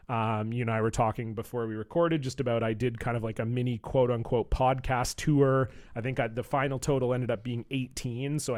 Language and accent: English; Toronto, Ontario, Canada; now in Vancouver, Canada; so I live in Vancouver, uh, BC, in, here in Canada, but I'm from Toronto. Uh, so most of my extended family's back there.